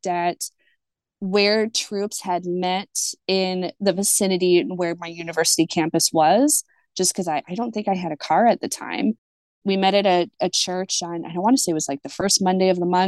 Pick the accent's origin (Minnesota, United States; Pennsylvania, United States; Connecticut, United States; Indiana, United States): Minnesota, United States; moved away as an adult; also born or lived in Lawrence, Kansas; I grew up in Minnesota